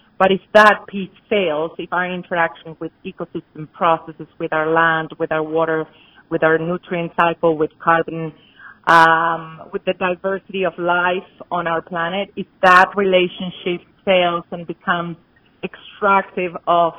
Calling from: Boulder, Colorado, United States; I'm calling in from Boulder, Colorado

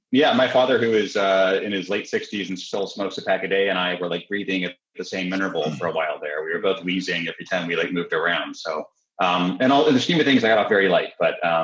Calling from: Philadelphia, Pennsylvania, United States; I'm just down the road from you in Philadelphia uh, or in South Philly.

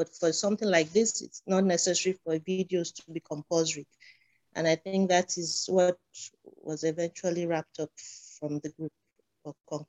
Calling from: Abuja, Federal Capital Territory, Nigeria; Abuja, Nigeria.

